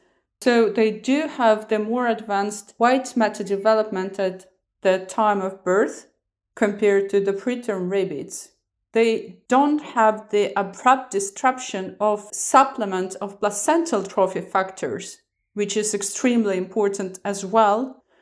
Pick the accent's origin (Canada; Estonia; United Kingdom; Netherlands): Estonia; English is a second language; I'm originally from Estonia. I started my medical studies at Tartu University.